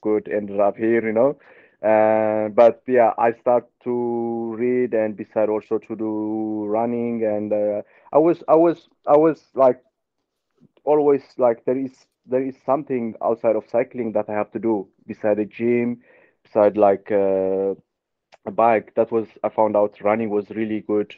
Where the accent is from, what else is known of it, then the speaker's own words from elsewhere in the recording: Ethiopia; moved away as an adult; I grew up in altitude in Ethiopia